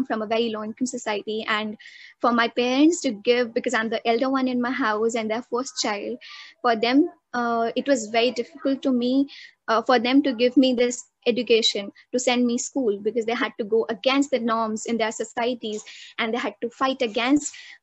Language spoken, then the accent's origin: English; New Delhi, Delhi, India; also born or lived in Uttar Pradesh; I was born in UP and I was brought up to Delhi when I was 6 months. And since then, my parents have been living in Delhi